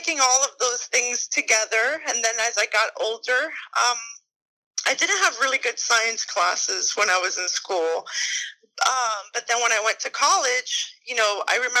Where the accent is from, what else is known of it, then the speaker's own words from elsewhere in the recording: Miami, Florida, United States; I'm from Miami, Florida. I was born and raised here